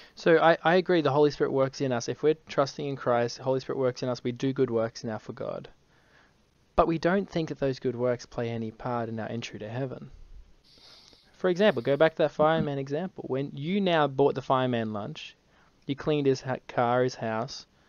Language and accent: English; Brisbane, Queensland, Australia; I'm from Brisbane.